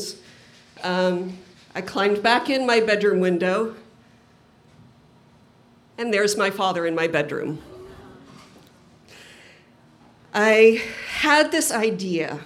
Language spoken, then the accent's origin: English; Provo, Utah, United States; I grew up in Provo, Utah